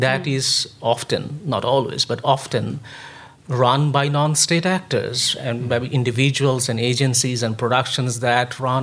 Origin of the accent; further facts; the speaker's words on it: India; I grew up in India